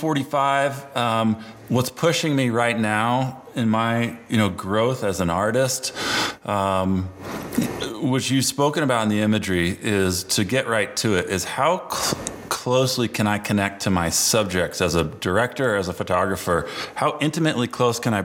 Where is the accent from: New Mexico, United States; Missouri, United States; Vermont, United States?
Vermont, United States; Burlington; moved away as an adult; now in Colorado, United States; growing up in Burlington, Vermont